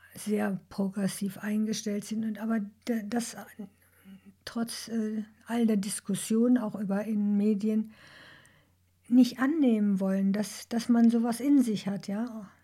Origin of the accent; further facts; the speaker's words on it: Duisburg, North Rhine-Westphalia, Germany; ich bin in Duisburg geboren